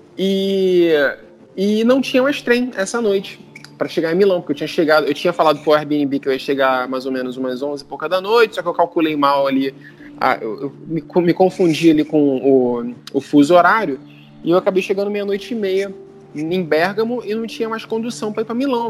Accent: Brazil; accent: Brazilian; meu sotaque, sotaque de brasileiro

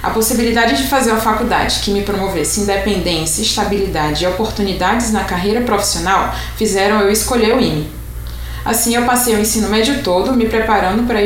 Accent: Fortaleza, Ceará, Brazil; eu tenho 23 anos e sou natural de Fortaleza, Ceará.

